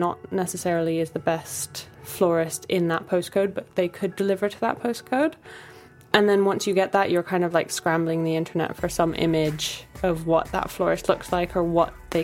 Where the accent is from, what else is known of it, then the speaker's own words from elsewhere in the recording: Bali, Indonesia; now in London, United Kingdom; I grew up in Bali